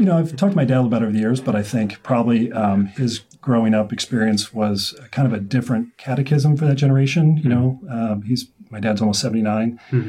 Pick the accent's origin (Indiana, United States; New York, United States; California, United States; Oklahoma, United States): Indiana, United States; Indianapolis; moved away as an adult; also born or lived in Nashville, Tennessee / Washington, D.C. / Bloomington, Indiana / Fishers, Indiana; now in Carmel, United States; originally from Indianapolis, I went to North Central High School.